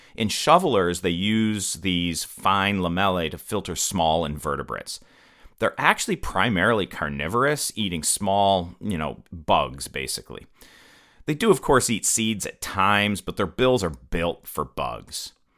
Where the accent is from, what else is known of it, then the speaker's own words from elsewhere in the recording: Western New York, United States; moved away; also born or lived in Mississippi; I'm originally from Western New York